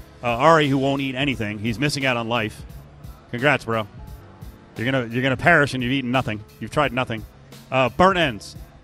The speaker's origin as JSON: {"language": "English", "region": "New Jersey", "country": "United States", "tie": "born or raised there", "moved": "yes", "lives_now": "Las Vegas, United States", "said": "you're asking me about pizza in New Jersey because I went back to my home state last week."}